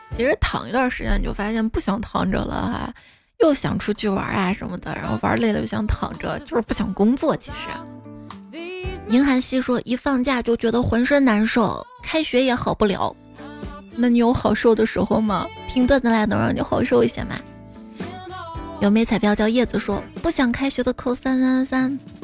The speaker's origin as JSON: {"language": "Chinese", "town": "Xi'an", "region": "Shaanxi", "country": "China", "said": "我是西安人，我没有上过钟楼"}